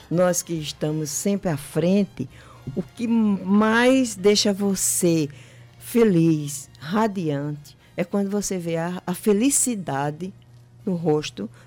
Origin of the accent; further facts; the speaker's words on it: João Pessoa, Paraíba, Brazil; eu nasci em Cruz infância? das Armas. Na, lá em Cruz das Armas